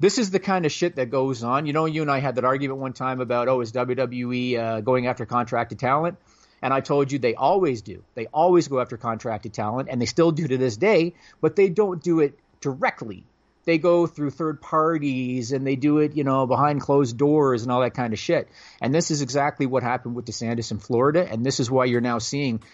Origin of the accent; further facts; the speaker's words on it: Canada; I'm Canadian